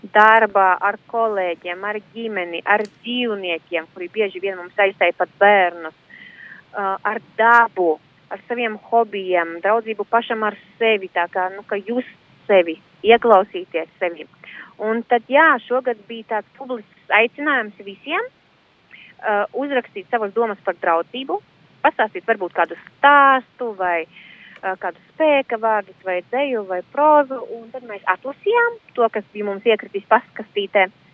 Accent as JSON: {"language": "Latvian", "town": "Rēzekne", "region": "Latgale", "country": "Latvia", "said": "Es esmu no Reizeknes, bet aktīvi darbojos arī latgaliešu jomā."}